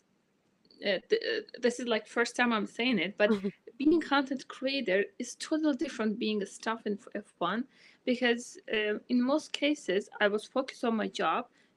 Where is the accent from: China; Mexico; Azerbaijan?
Azerbaijan; first language Azerbaijani; English is a second language; My native language is Azerbaijani